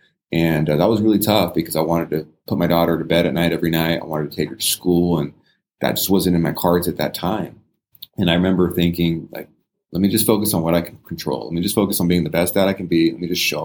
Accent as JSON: {"language": "English", "region": "California", "country": "United States", "tie": "born or raised there", "moved": "yes", "lives_now": "Las Vegas, United States", "said": "I grew up in California"}